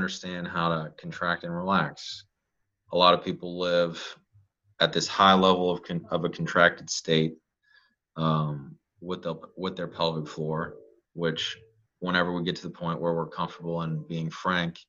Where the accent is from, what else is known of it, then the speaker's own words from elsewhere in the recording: South Louisiana, United States; I'm in South Louisiana. I'm in Cajun country 101. Hell, I'm a Cajun.